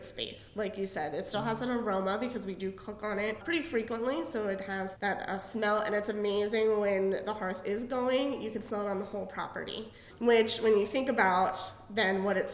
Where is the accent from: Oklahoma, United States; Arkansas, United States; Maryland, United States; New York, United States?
Maryland, United States; Frederick; I'm from the Frederick area